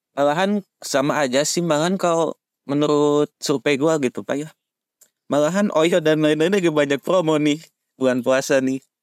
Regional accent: Bandung, West Java, Indonesia; kota asal kami, yaitu kota tercinta, kota Kota Bandung

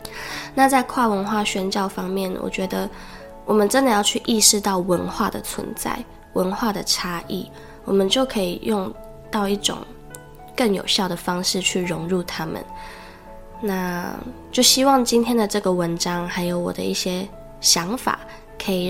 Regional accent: Taiwan; first language Taiwanese Hokkien; 我觉得我在这边讲我的母语是台语

